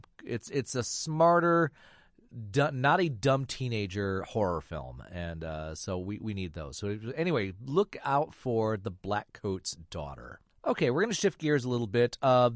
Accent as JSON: {"language": "English", "region": "Michigan", "country": "United States", "tie": "born or raised there", "said": "I grew up in Michigan"}